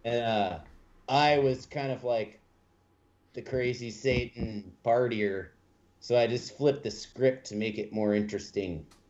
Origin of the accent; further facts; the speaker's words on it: St. Louis, Missouri, United States; I'm from St. Louis